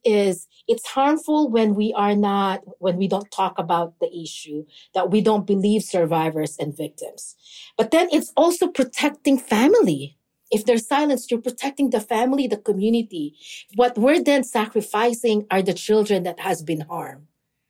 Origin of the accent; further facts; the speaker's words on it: Philippines; especially like in the Filipino community, because I am Filipino.